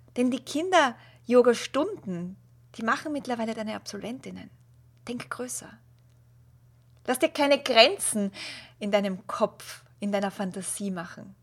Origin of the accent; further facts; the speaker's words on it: Austria; als Österreicherin